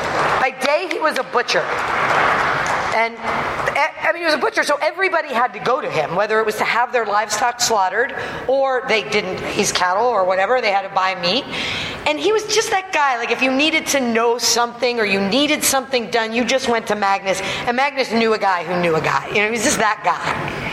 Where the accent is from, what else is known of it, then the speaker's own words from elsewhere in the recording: Scotland, United Kingdom; we're Scottish nationality and very proud of that, but we're Orcadian by the grace of God.